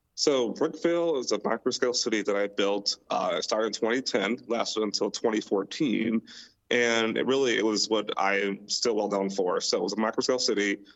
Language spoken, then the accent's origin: English; Milwaukee, Wisconsin, United States; moved away; I am also from Milwaukee, uh, born and raised there, lived there my entire life